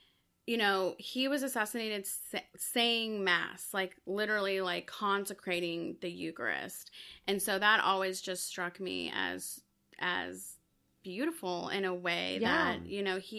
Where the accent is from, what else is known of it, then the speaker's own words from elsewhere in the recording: El Salvador; So I was born in El Salvador, so I'm Salvadoran.